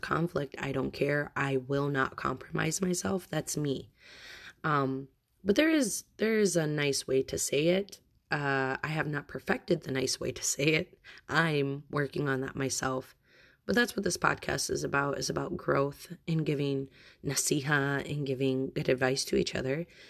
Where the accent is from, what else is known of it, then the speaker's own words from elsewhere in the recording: United States; I am American and my husband is Bosnian.